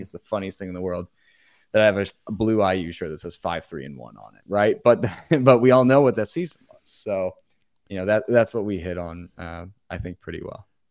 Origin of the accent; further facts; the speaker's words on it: Indianapolis, Indiana, United States; also born or lived in Bloomington, Indiana; I'm from the Indy area